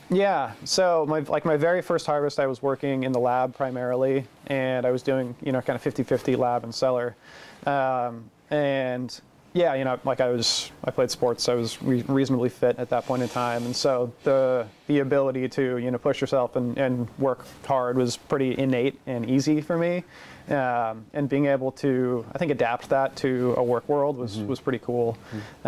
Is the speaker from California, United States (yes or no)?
no; Portland, Oregon, United States; I'm from Portland originally, mm-hmm. so it's close to home. I know the area. I grew up in it